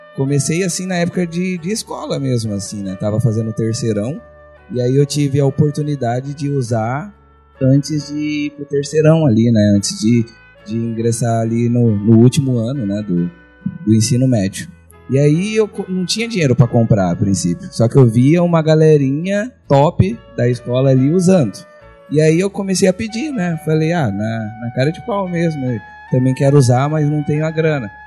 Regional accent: Diadema, São Paulo, Brazil; moved away; eu sou do ABC lá de São Paulo

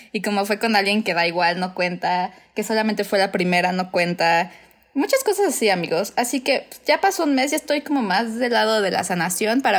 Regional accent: Cuernavaca, Morelos, Mexico; somos de Cuernavaca

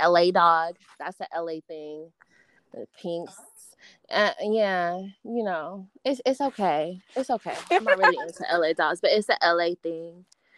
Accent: California, United States; I guess because I'm from California and I'm right. black. I'm like a Mexican black girl.

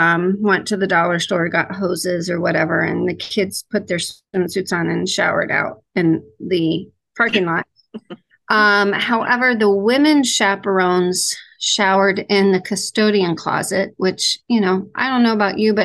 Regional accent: Ohio, United States; I am from Ohio.

